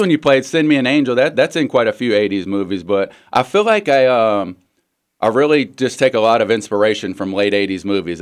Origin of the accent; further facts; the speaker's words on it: United States; I'm from the South End.